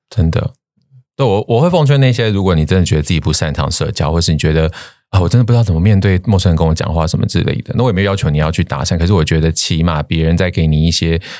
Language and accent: Chinese; Taiwan; moved away; 我也是台湾人哦